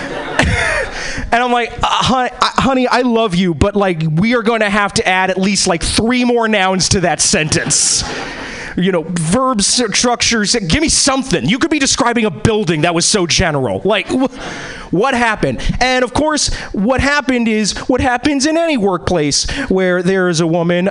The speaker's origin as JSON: {"language": "English", "region": "East Coast", "country": "United States", "tie": "born or raised there", "also_born_or_lived": "Boston / New York", "moved": "yes", "lives_now": "Seattle, United States", "said": "I'm originally I was born and bred in the East Coast."}